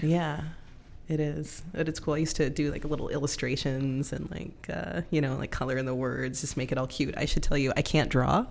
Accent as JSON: {"language": "English", "region": "California", "country": "United States", "also_born_or_lived": "Lynnwood, Washington", "moved": "as an adult", "lives_now": "Everett, United States", "said": "I'm from California"}